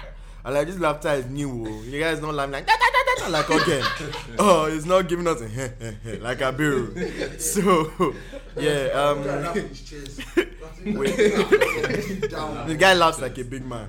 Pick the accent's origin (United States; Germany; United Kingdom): United Kingdom; Reading, South East England; Reading, born and bred